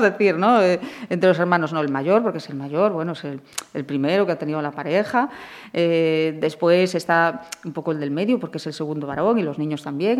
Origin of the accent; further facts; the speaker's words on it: Portas, Galicia, Spain; also born or lived in Santiago de Compostela; yo nací en Portas, en Portas. En sí. Es un ayuntamiento entre Caldas de Reis y García, en esa zona, un pequeño ayuntamiento. Y ahí crecí con mis hermanos